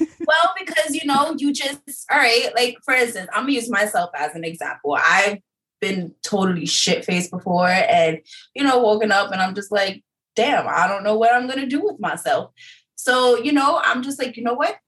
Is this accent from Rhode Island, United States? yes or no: no; New York City, New York, United States; I am from Harlem